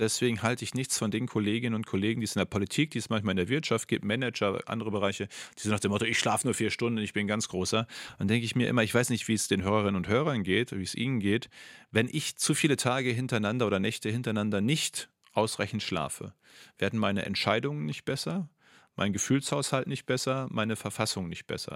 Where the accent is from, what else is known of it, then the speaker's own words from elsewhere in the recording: North Rhine-Westphalia, Germany; in meinem Heimatbundesland